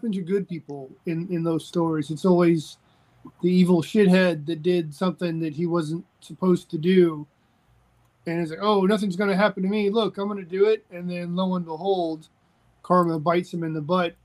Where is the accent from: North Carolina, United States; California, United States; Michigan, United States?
North Carolina, United States; I'm from North Carolina